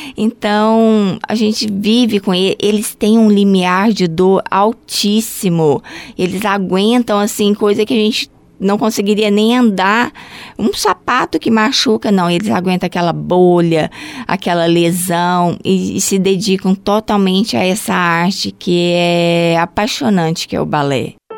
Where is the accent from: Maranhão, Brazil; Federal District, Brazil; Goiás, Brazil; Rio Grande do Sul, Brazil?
Goiás, Brazil; Goiânia; moved away as an adult; now in Joinville, Brazil; eu sou de Goiânia